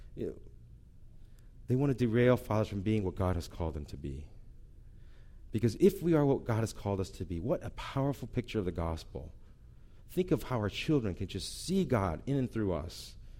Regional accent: St. Louis, Missouri, United States; moved away; I grew up in Saint Louis

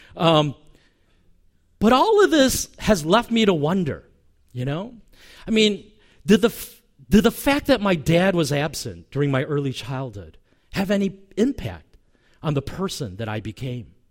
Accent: United States; also born or lived in Korea; when I was four, we moved to America from Korea

